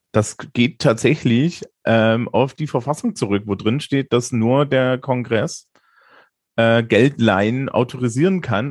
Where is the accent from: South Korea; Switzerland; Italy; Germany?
Germany; also born or lived in Bavaria; als Deutsche